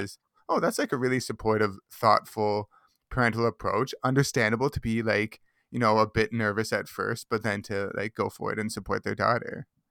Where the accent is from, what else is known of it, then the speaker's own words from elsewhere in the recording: Mississauga, Ontario, Canada; I grew up in Mississauga